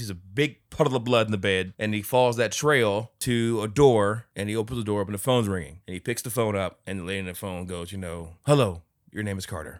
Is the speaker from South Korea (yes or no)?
yes; South Korea; So I'm from South Korea, like where they're at and they're like blockbuster movie type budgets, right?